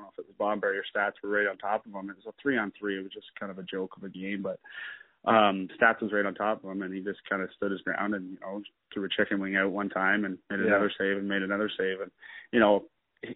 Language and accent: English; Peterborough, Ontario, Canada; me growing up in Peterborough, playing junior there